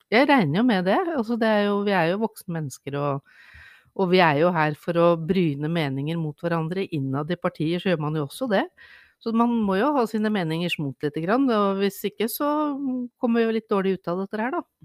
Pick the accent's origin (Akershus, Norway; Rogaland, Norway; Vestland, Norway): Akershus, Norway; Lørenskog; now in Bærum, Norway; jeg er født på Lørenskog sentralsykehus.